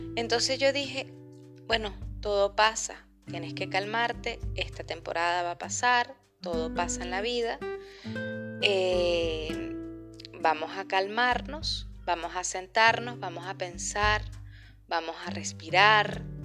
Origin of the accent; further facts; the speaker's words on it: Venezuela; moved away as an adult; now in Chile; soy periodista, venezolana, emigrante, vivo en Chile desde hace tres años